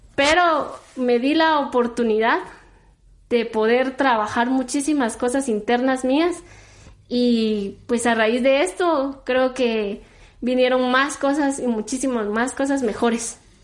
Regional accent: Coatepeque, Quetzaltenango, Guatemala; yo soy de Coatepeque, de allá, nací y crecí

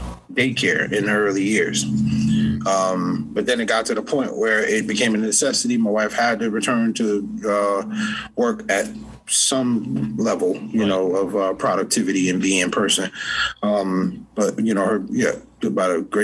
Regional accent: New Haven, Connecticut, United States; also born or lived in South Carolina; I'm from New Haven, but I spent a lot of time in South Carolina

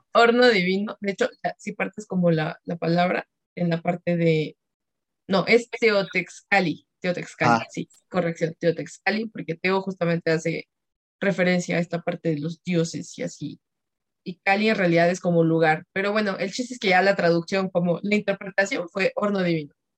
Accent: Mexico; como buenos mexicanos

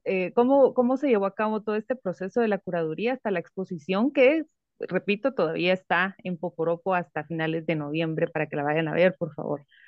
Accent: Guatemala; nosotros como espectadores guatemaltecos

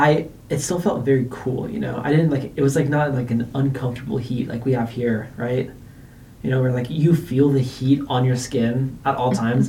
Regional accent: The Woodlands, Texas, United States; accent: southern; moved away; also born or lived in Arizona; I was born here in the Woodlands

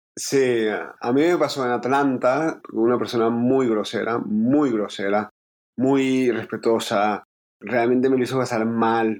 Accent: Caracas, Capital District, Venezuela; moved away; Nosotros somos venezolanos, llevamos tiempo viviendo afuera por la situación de Venezuela

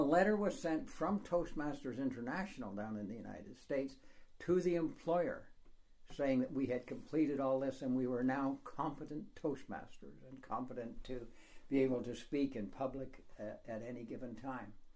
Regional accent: Canada; I am from Canada, so I just speak English

